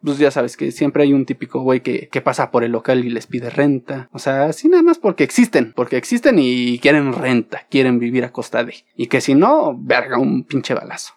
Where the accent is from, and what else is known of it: Mexico